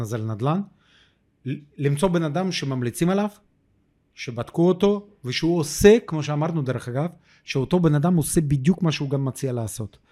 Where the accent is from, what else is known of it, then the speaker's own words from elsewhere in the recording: Ukraine; Hebrew is a second language; moved away as an adult; now in Israel; אני עולה קדש מאוקראינה